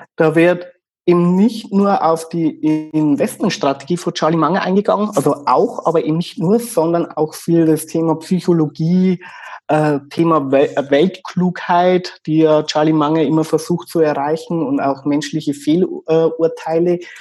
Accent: Regensburg, Bavaria, Germany; accent: Bavarian dialect; ich komme aus Regensburg

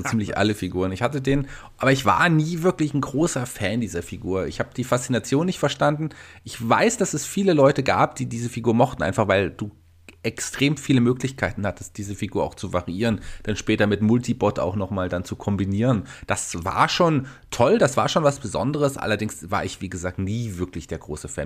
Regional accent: Germany; bei uns in Deutschland

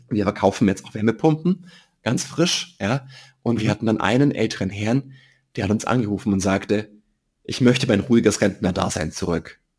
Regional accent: Germany; als Deutsche

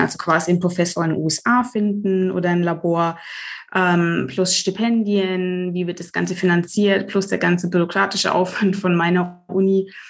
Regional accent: Germany; ich bin in Deutschland geboren

